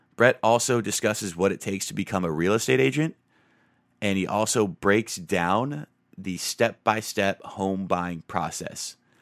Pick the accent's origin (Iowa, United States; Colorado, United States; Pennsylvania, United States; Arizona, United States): Arizona, United States; Tucson; I grew up in Tucson, Arizona